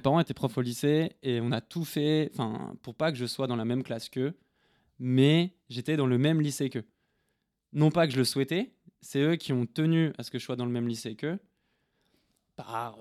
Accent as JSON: {"language": "French", "region": "north of France", "country": "France", "said": "je viens du nord de la France"}